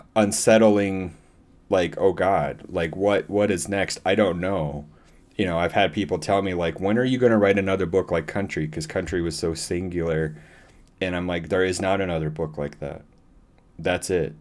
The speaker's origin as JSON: {"language": "English", "town": "Iowa City", "region": "Iowa", "country": "United States", "tie": "born or raised there", "also_born_or_lived": "Dublin", "said": "I was born in Iowa City"}